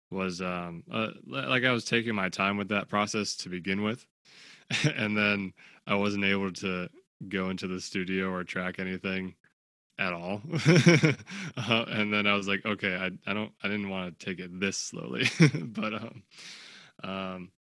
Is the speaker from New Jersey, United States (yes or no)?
yes; Clifton, New Jersey, United States; I'm from Clifton, New Jersey